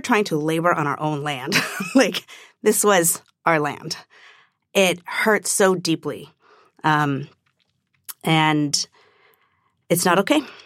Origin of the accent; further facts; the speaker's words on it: Orange County, California, United States; growing up in Orange County